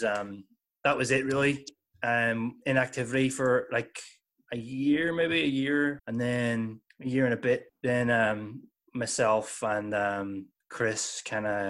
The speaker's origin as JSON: {"language": "English", "region": "Northern Ireland", "country": "United Kingdom", "said": "we're from the North of Ireland"}